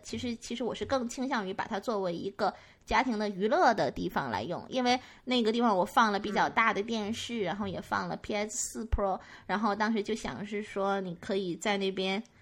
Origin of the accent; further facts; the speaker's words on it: Northeast China, China; moved away; also born or lived in Guangdong; 用我们东北话讲